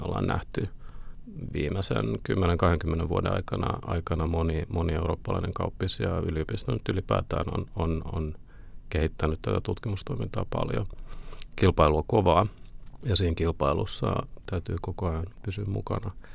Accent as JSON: {"language": "Finnish", "country": "Finland", "also_born_or_lived": "Oslo, Norway", "moved": "as an adult"}